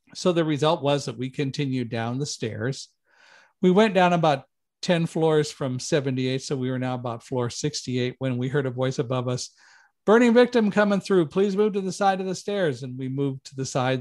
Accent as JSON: {"language": "English", "town": "Palmdale", "region": "California", "country": "United States", "tie": "born or raised there", "moved": "yes", "said": "I grew up in Palmdale, California"}